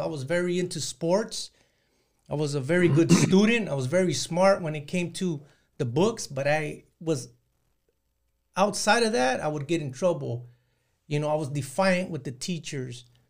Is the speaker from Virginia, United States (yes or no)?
no; San Joaquin Valley, Northern California, United States; now in Southern California, United States; I grew up in Northern California and in the Central Valley there in San Joaquin Valley